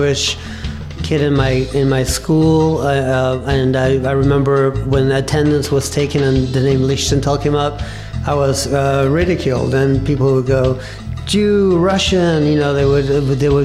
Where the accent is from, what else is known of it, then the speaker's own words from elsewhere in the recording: Buenos Aires, Argentina; now in West Stockbridge, United States; I was born in Argentina in 1960